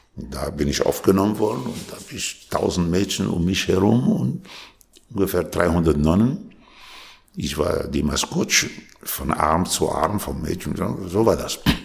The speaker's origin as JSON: {"language": "German", "country": "Lebanon", "tie": "born or raised there", "also_born_or_lived": "Tunisia / Paris, France / Germany / Austria", "moved": "yes", "lives_now": "Switzerland"}